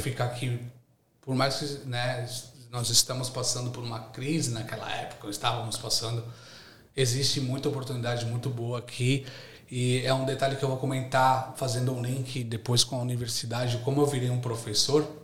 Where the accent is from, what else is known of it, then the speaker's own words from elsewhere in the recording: São Paulo, Brazil; moved away as an adult; now in Australia; Sou de São Paulo, São Paulo capital, Zona Leste